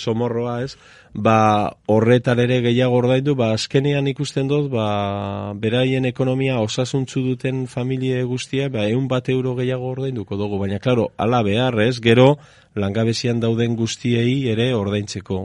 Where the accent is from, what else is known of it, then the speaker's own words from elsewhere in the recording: Eibar, Basque Country, Spain; txikitan, bueno, orain ere horrela esaten da, ez? E, eibarren esaten zen